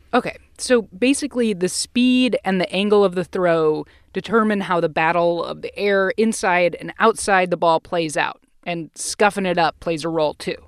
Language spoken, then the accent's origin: English; Ohio, United States; I grew up in Ohio